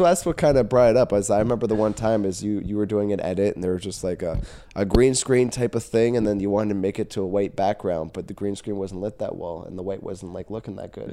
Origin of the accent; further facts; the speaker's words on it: Caledon, Ontario, Canada; I was born and raised in Caledon